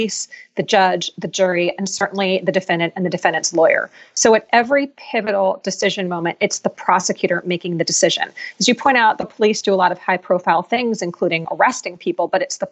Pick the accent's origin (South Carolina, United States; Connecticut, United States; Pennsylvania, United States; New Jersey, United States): Pennsylvania, United States; Philadelphia; Philadelphia, which is my hometown